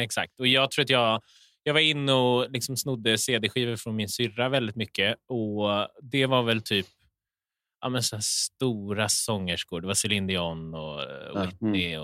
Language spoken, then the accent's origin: Swedish; Åkersberga, Stockholm County, Sweden; Jag är från Åkersberga, norr om mm. Stockholm